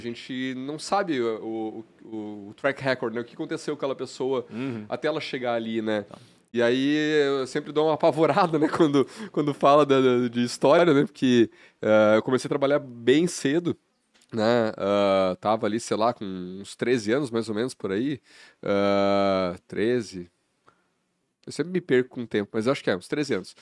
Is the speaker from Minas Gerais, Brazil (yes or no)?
no; Carazinho, Rio Grande do Sul, Brazil; moved away as an adult; also born or lived in Passo Fundo; eu nasci no Rio Grande do Sul